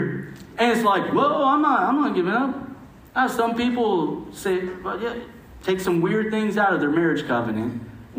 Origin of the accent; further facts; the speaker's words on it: United States; as an American